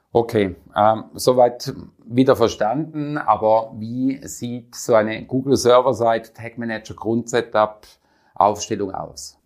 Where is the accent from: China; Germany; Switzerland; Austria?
Switzerland; Bei uns in der Schweiz